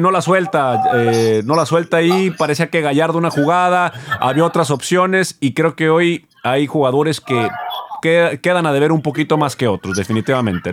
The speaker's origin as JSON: {"language": "Spanish", "town": "Monterrey", "region": "Nuevo León", "country": "Mexico"}